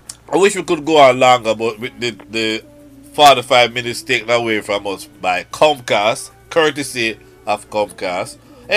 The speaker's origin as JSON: {"language": "English", "town": "Spanish Town", "region": "Saint Catherine", "country": "Jamaica", "said": "Your mom, we are from the same town. I've met her personally, but, you know, once a Spanish-tonian, always a Spanish-tonian."}